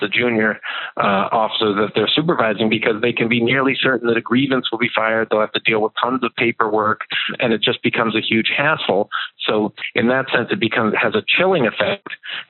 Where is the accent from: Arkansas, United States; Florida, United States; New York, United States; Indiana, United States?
New York, United States; I'm from New York